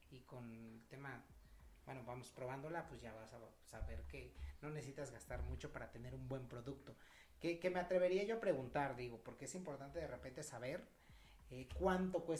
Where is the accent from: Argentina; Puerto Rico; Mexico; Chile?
Mexico; si bien nosotros apreciamos como dijimos, mexicanos el mezcal